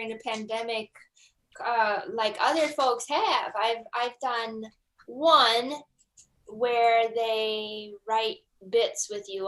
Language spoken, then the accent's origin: English; Wisconsin, United States; also born or lived in Minnesota; now in Minneapolis, United States; I grew up in Wisconsin